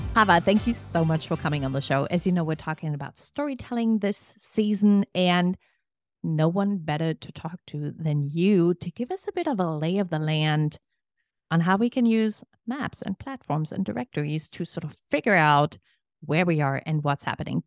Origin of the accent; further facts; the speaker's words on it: East Germany, Germany; English is a second language; moved away as an adult; now in Richmond, United States; I was born and raised in East Germany under socialist rule